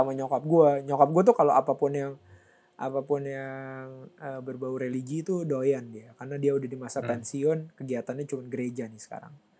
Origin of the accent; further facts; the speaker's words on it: Jakarta, Indonesia; kita sih sebagai orang Jakarta